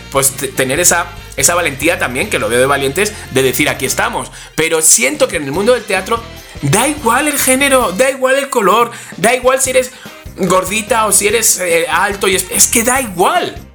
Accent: Spain; como soy español

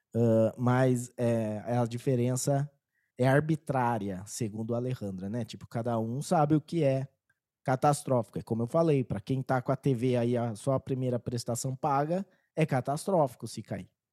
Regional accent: Brazil

